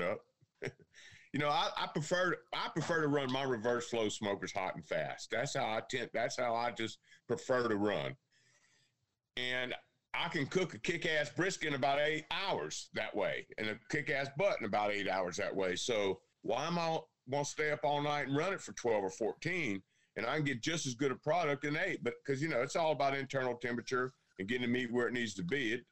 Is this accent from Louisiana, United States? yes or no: yes; Louisiana, United States; moved away as an adult; also born or lived in North Georgia mountains; now in North Georgia, United States; I grew up in Louisiana